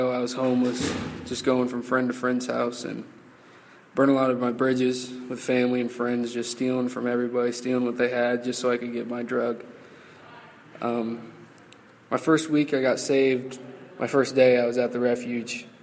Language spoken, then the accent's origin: English; Lima, Ohio, United States; moving up from phase one to phase two. I'm 21 years old. I'm from Lima, Ohio.